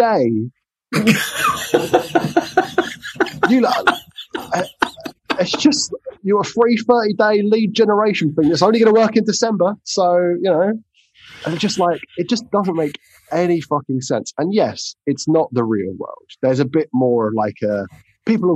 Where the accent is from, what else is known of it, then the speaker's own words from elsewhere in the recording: England, United Kingdom; I'm English